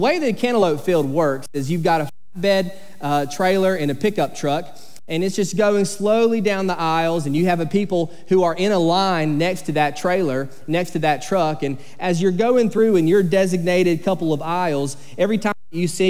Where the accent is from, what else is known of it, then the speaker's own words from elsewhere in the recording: Sycamore, Georgia, United States; I grew up in Sycamore, Georgia, and when you grow up in a small town in South Georgia called Sycamore